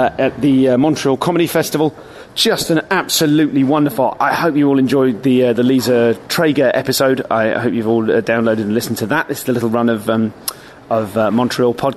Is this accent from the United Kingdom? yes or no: yes; England, United Kingdom; an English person performing in Ireland